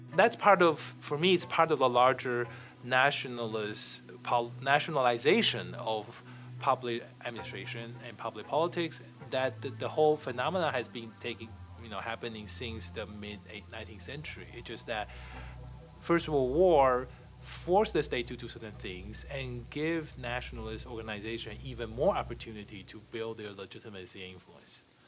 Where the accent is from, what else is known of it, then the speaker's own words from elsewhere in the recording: Taiwan; moved away as an adult; also born or lived in Taipei; now in United States; I'm originally from Taiwan